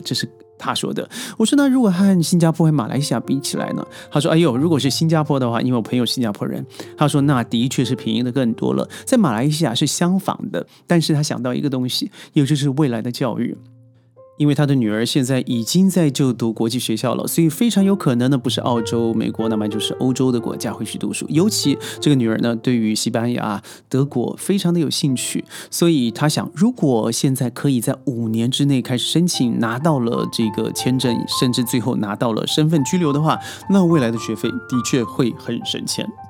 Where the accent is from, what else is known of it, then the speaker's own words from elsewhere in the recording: China; 咱们内地人